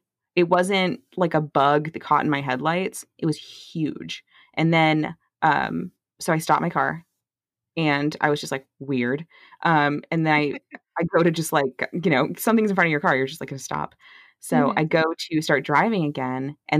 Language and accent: English; near St. Martin, Mississippi, United States; I'm not from St. Martin. It's the town next to where I'm from.